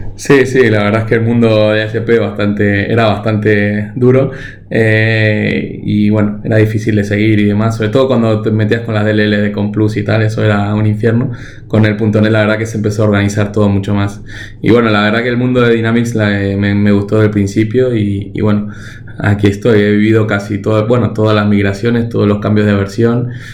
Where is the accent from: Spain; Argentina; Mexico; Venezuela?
Argentina; moved away; Yo nací, nací en Argentina, pero vengo de una familia que, que bueno, que vino de, sobre todo de Europa del Este